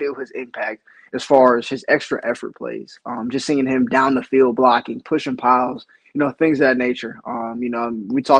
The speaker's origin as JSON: {"language": "English", "region": "Northeast Ohio", "country": "United States", "tie": "born or raised there", "moved": "yes", "said": "growing up, I'm from Northeast Ohio"}